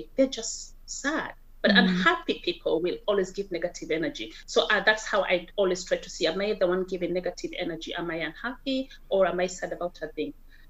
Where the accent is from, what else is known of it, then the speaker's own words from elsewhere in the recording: Kenya; first language Kikuyu; English is a second language; Yeah, Kikuyu. Yeah, so Kikuyu would be my mother tongue.